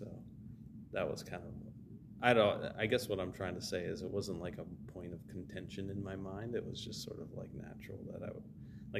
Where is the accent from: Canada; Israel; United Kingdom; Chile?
Canada; now in Los Angeles, United States; because when I immigrated here from Canada, I was like asking Barry, like, who can I connect with?